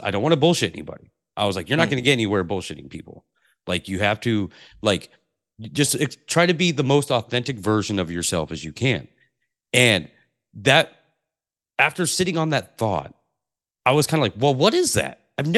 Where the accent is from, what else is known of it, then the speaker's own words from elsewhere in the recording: Pacific Northwest, United States; I grew up in the Pacific Northwest, and this is similar weather